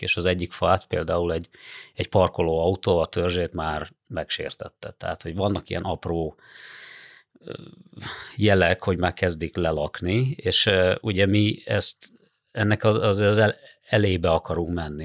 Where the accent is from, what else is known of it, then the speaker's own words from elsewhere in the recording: Hajdú-Bihar, Hungary; now in Budapest, Hungary; én magam is, ö, Hajdúbihar megyéből származom